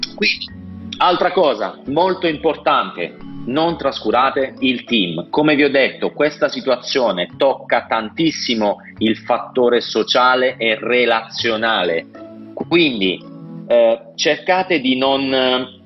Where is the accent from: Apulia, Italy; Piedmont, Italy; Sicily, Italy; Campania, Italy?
Apulia, Italy; io sono pugliese, quindi sto vivendo in Puglia il dramma del turismo